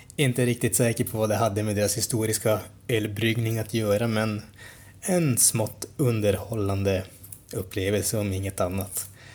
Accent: Sweden

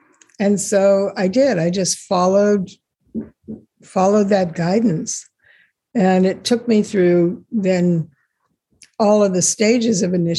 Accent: Israel; born there; You know, I was born in Israel.

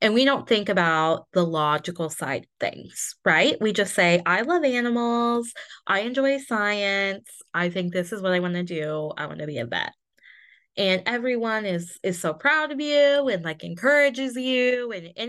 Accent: Midwest, United States; I am overly polite and will apologize for literally everything that I do because I grew up in the Midwest.

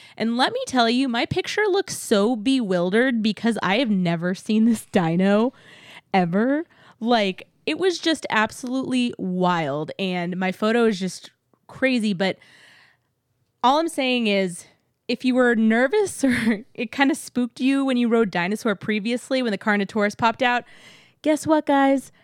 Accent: Texas, United States; now in Florida, United States

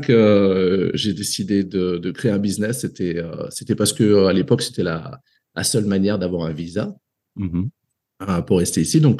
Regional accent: Côte d’Ivoire; Euh, voilà, j'ai grandi en Afrique jusqu'à jusqu'à plus ou moins l'âge de, de, 22 ans, je dirais.

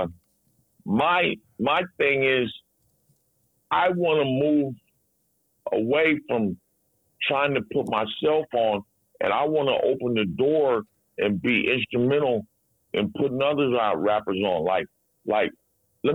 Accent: Seattle, Washington, United States; I grew up mostly in the South End

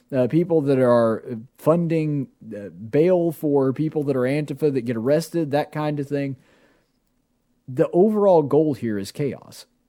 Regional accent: Alabama, United States; I'm from Alabama.

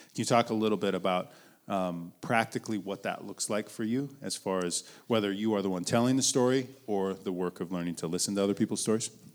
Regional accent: Billings, Montana, United States; I was born in Billings, Montana

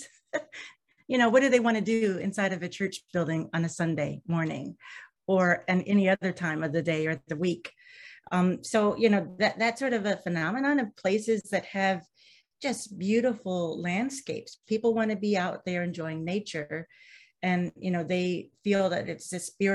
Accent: Midwest, United States; now in Vermont, United States; I'm from the Midwest

